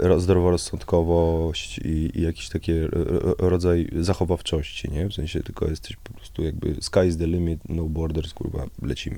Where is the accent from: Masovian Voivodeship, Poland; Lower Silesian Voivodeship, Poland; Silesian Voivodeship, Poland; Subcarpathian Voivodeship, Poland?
Masovian Voivodeship, Poland; Warsaw; also born or lived in near Piaseczno; ja się urodziłem w, w Warszawie, okay. na Sadybie. Mieszkałem przez kilkanaście pierwszych lat na Sadybie